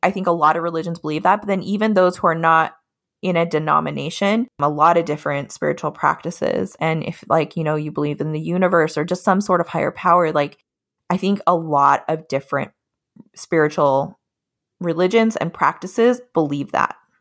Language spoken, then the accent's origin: English; Utah, United States; also born or lived in Colorado / Hawaii; now in Olympia, United States; I grew up in Utah most of my life, a lot of my family is from Hawaii